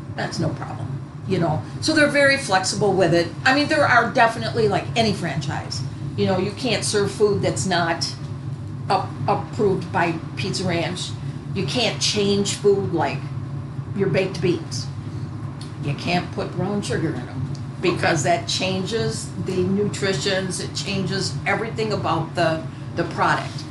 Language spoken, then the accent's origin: English; Janesville, Beloit area, Southern Wisconsin, United States; moved away; Janesville, Beloit area